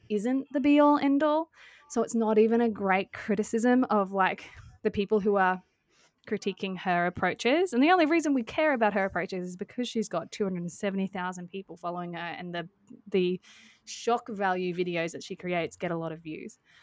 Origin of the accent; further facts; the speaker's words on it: Australia; we're Australian